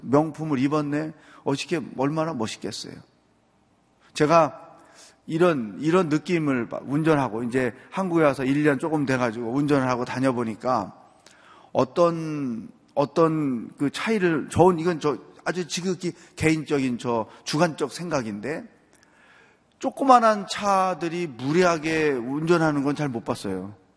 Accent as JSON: {"language": "Korean", "region": "Chungcheong", "country": "South Korea", "tie": "born or raised there", "said": "저는 충청도 사람인데"}